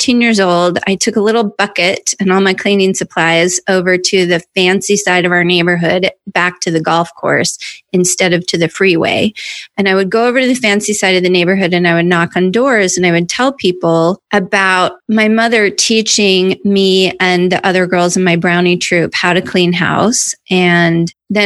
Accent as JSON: {"language": "English", "region": "North Idaho", "country": "United States", "also_born_or_lived": "New York", "moved": "as an adult", "said": "I was this hayseed from North Idaho. I went to New York."}